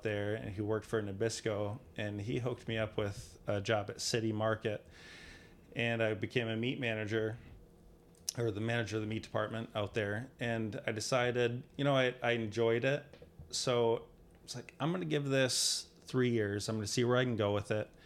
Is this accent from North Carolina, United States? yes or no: no; Alpena, Michigan, United States; I grew up in Alpena, born and raised